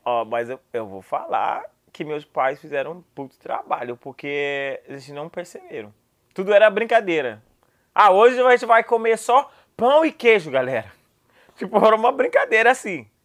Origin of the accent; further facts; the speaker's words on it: United States; Portuguese is a second language; eu sou americano